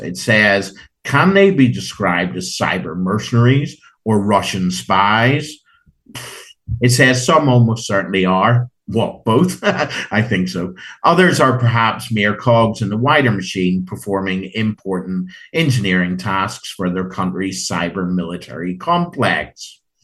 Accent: Ireland; Being Irish

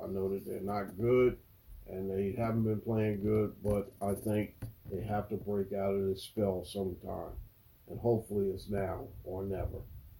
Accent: Baltimore, Maryland, United States; I'm going to take Baltimore, my hometown team

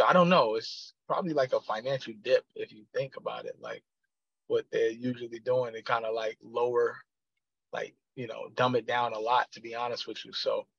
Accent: New York City, New York, United States; I'm from Queens, New York. I've been playing ball since I was a little kid. Born and raised

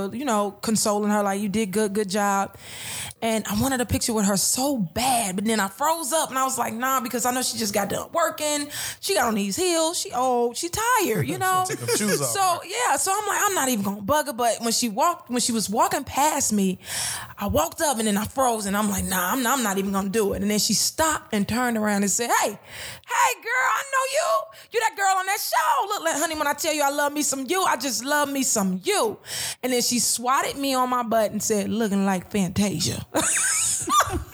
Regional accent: Chicago, Illinois, United States; I'm like Southside, 84th Peoria

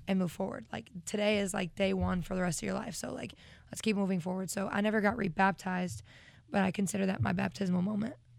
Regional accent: Vermont, United States; growing up in Vermont

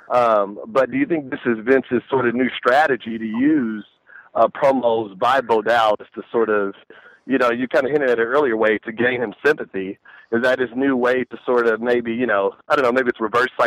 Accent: Texas, United States; now in Anaheim, United States; I'm from Texas.

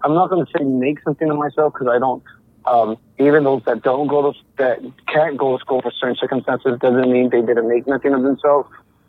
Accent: United States; I'm Mexican-American. I was born here in the United States, but since I was a kid, my parents, like, we would travel everywhere to work in the fields and stuff like that, agriculture.

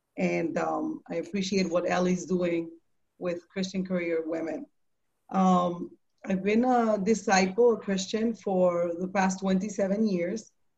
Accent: Puerto Rico; now in New York City, United States; So I found Him in New York City, in Manhattan. I came from Puerto Rico in the year 1990

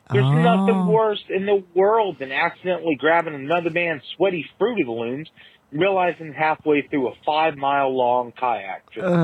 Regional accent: Deep East Texas, United States; Being born and raised in Deep East Texas and going to a lot of church camps over the summer

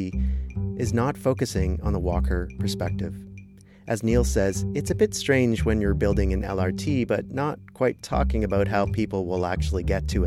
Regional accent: Kitchener, Ontario, Canada; now in Edmonton, Canada; I'm originally from Kitchener-Waterloo. My hometown just built a 19-stop

